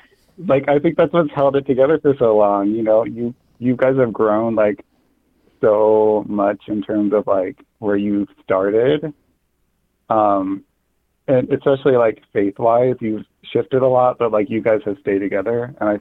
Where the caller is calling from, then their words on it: Indiana, United States; I'm calling from the, you know, great state of Indiana.